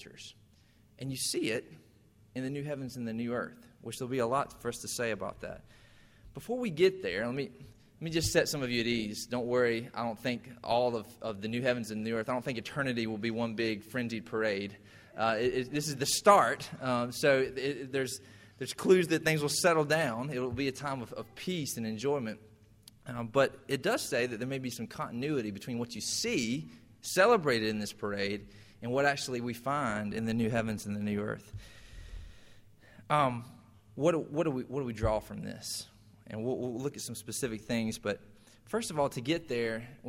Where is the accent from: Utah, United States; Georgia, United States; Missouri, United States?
Georgia, United States; Irwin County; I grew up in Irwin County, and we had every year the Sweet Potato Festival